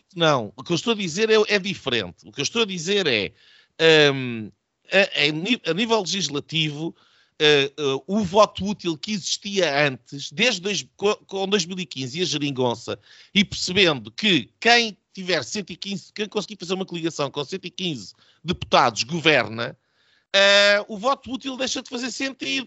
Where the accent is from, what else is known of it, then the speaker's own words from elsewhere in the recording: Odemira, Alentejo, Portugal; o Admira, uh, a minha terra